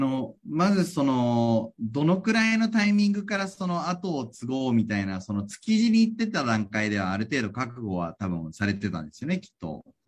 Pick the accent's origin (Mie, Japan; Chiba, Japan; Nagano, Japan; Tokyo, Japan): Tokyo, Japan; 東京育ち